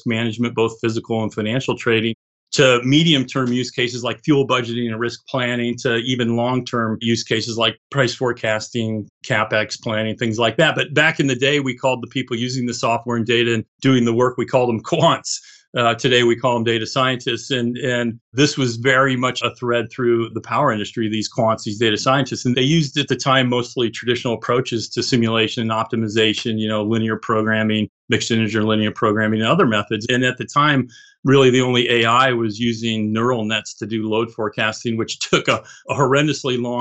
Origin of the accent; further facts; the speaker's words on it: Boulder, Colorado, United States; I grew up in Boulder, Colorado, and was exposed to digital and computers and a lot of other tech from an early age.